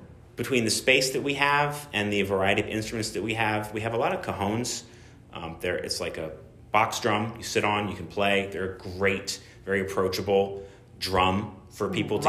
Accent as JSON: {"language": "English", "region": "Massachusetts", "country": "United States", "tie": "born or raised there", "also_born_or_lived": "Audubon, Pennsylvania", "moved": "as an adult", "lives_now": "Pennsylvania, United States", "said": "My parents moved there when I was 7 years old, so I pretty much grew up up there"}